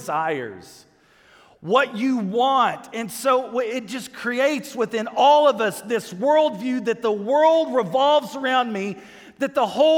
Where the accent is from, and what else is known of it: United States